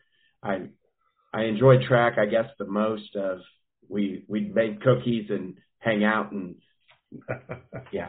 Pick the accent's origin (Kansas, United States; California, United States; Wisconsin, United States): Kansas, United States; Wapena; also born or lived in St. Joseph, Missouri; I'm from Wapena, Kansas. It's small town, real small town.